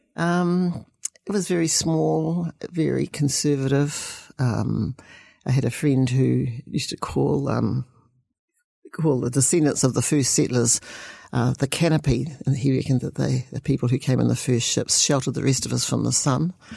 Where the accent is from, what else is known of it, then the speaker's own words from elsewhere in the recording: Dunedin, Otago, New Zealand; I was born and bred in Dunedin.